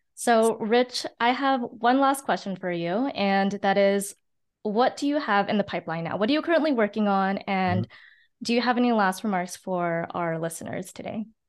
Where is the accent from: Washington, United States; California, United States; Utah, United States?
California, United States; San Francisco; I was born and raised in San Francisco